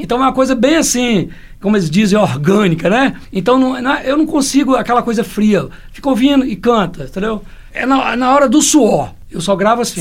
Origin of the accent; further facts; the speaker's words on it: Joaíma, Minas Gerais, Brazil; also born or lived in Almenara; eu brincava de roda quando era criança lá em Joaíma